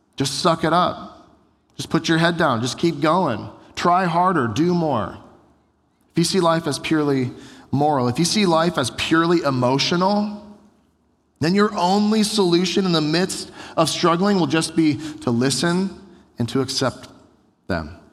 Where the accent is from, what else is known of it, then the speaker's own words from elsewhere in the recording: United States; we Americans, most of us grew up in America